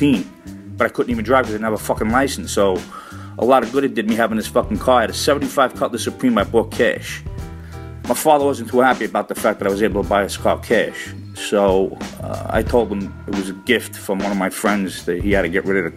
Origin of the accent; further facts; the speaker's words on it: New York City, New York, United States; I'm an Italian American growing up in Brooklyn, Bensonhurst